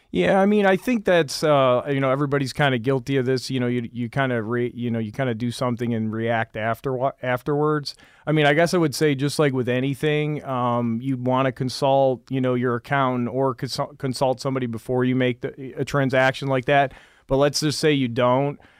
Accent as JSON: {"language": "English", "region": "Michigan", "country": "United States", "moved": "yes", "said": "I'm originally from Michigan."}